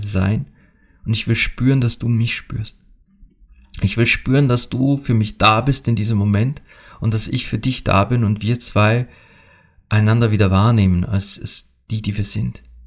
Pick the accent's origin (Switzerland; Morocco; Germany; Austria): Austria; also born or lived in Bad Hall, Upper Austria; hier bei uns in Österreich